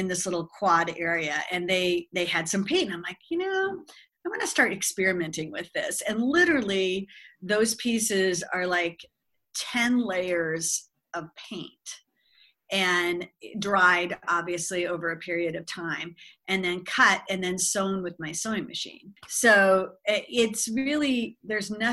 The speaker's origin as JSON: {"language": "English", "region": "Southern California", "country": "United States", "also_born_or_lived": "Bluefield, West Virginia", "moved": "as an adult", "lives_now": "Milwaukee, United States", "said": "I'm from Southern California"}